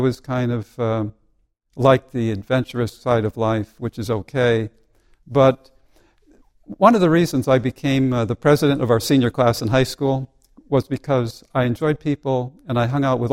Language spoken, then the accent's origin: English; Seymour, Connecticut, United States; Seymour, Connecticut was the place where I grew up